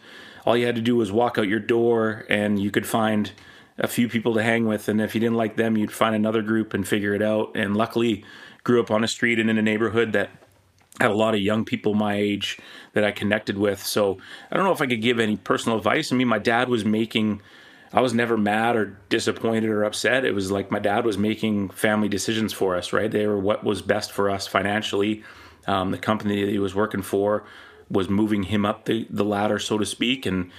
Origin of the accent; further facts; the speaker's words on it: British Columbia, Canada; I was born in Penticton, then Victoria, and then the Lower Mainland.